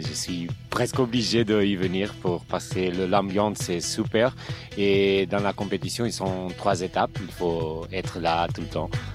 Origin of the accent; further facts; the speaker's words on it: Portugal; French is a second language; je viens de Portugal, j'ai 38 ans